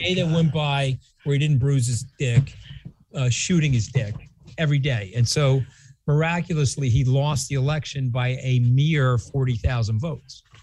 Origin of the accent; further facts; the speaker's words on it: New York, United States; I am a New Yorker